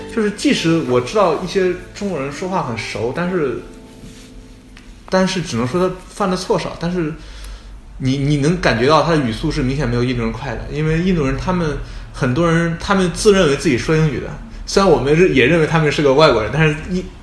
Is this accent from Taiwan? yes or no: no; Shandong, China; moved away as an adult; now in United States; 我们山东人是儒家思想